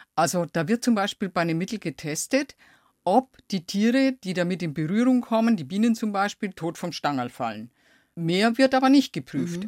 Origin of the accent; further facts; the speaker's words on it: Lower Franconia, Bavaria, Germany; ich komme ja aus Unterfranken